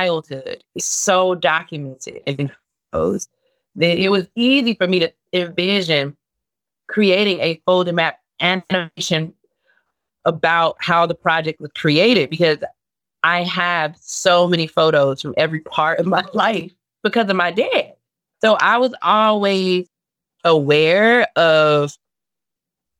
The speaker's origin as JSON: {"language": "English", "town": "Chicago", "region": "Illinois", "country": "United States", "tie": "born or raised there", "said": "I'm from Inglewood"}